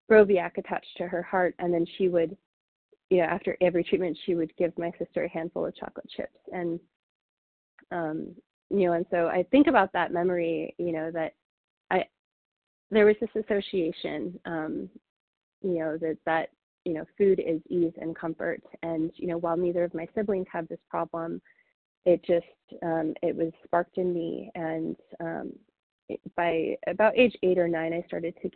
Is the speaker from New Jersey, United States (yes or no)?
yes; Mount Laurel, New Jersey, United States; also born or lived in Denver, Colorado; I was born in Denver, and a couple years later, I'm the oldest of three, and my family moved us to New Jersey, Mount Laurel, New Jersey, when I was about 2 years old.